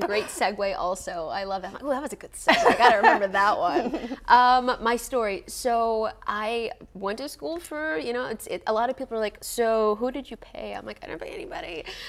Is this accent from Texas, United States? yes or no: yes; Grand Prairie, Texas, United States; also born or lived in San Antonio; I'm from Grand Prairie. Like, I'm originally from North Texas, and a lot of people think I'm from San Antonio.